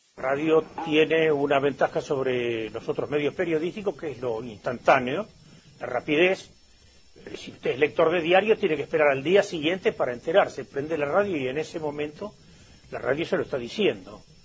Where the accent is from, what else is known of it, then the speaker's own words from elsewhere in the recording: Mercedes, Corrientes, Argentina; moved away; also born or lived in La Plata, Buenos Aires; yo soy de Mercedes Corrientes